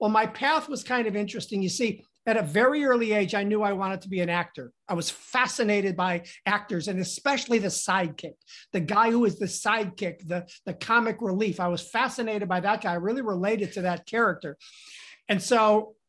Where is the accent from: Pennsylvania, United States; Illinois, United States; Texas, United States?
Illinois, United States; Chicago; I grew up in inner city Chicago. I'm a city kid